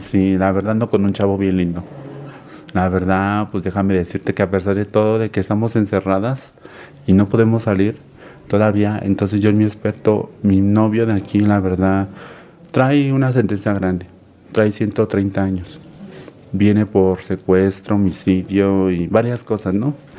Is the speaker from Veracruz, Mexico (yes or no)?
no; Cuernavaca, Morelos, Mexico; Yo soy de aquí, de Cuernavaca, Morelos